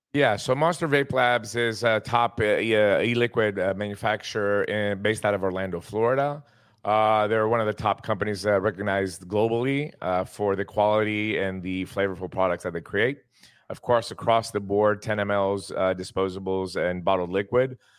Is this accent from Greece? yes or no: yes; Greece; also born or lived in Tennessee, United States; Greece, which is my home country